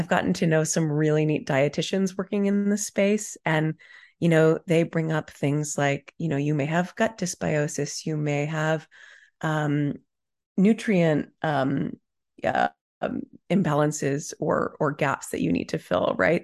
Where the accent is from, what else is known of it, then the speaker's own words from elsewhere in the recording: Dallas, Texas, United States; I grew up in Dallas, Texas in the nineties.